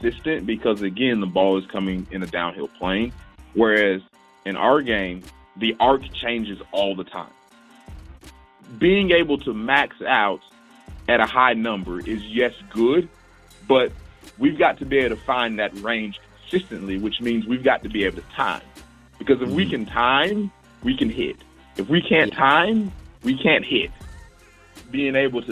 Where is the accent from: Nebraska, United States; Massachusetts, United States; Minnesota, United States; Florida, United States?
Florida, United States; Tallahassee; moved away as an adult; now in San Antonio, United States; working at a facility at my hometown in Tallahassee